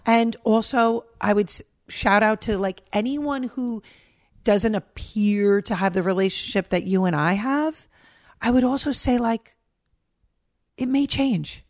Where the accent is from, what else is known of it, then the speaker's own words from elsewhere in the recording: New York, United States; moved away as an adult; also born or lived in Minnesota; now in Pennsylvania, United States; me as New Yorker